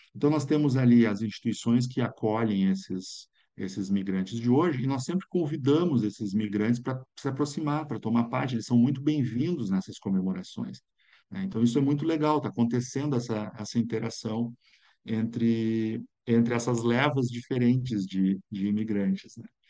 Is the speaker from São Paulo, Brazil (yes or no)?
no; São Leopoldo, Rio Grande do Sul, Brazil; na cidade onde eu nasci, que é São Leopoldo